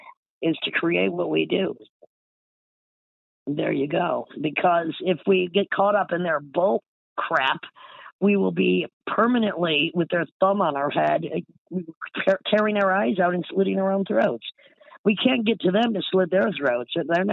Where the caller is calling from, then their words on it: Brooklyn, New York, United States; I'm in Brooklyn.